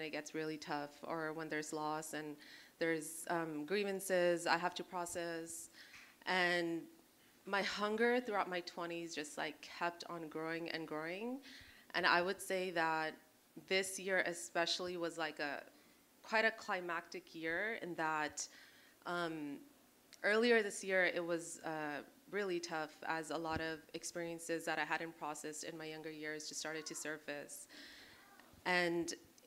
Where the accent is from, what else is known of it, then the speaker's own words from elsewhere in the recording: California, United States; moved away as an adult; now in Hawaii, United States; I'm originally born and raised in California